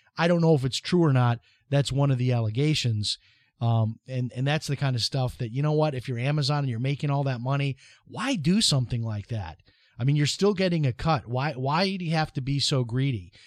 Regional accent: Chicago, Illinois, United States; now in Flagler Beach, United States; when I was growing up in Chicago

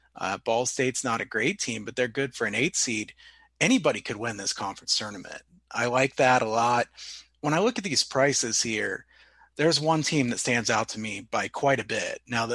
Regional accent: Ohio, United States; we're both from Ohio

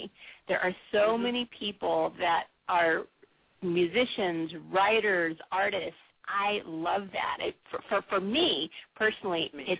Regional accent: San Diego, California, United States; also born or lived in Pacific Northwest; I was born and raised in San Diego, and so when I transitioned up to the Pacific Northwest

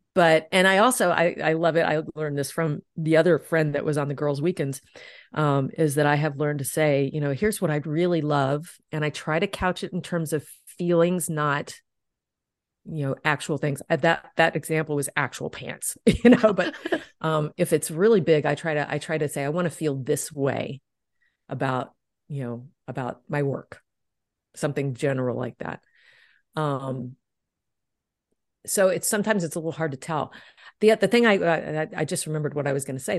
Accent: Deep South, United States; I grew up in the Deep South

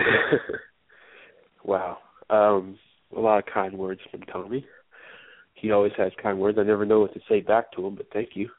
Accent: the Northwest, Pacific Northwest, United States; moved away as an adult; now in Atlanta, United States; I'm from the Northwest

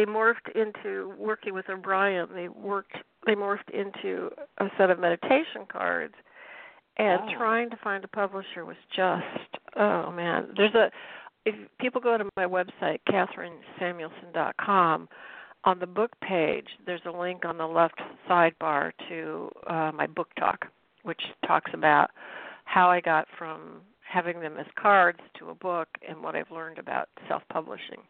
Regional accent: Cook, Illinois, United States; moved away as an adult; now in Boston area, United States; I'm from Cook, Illinois

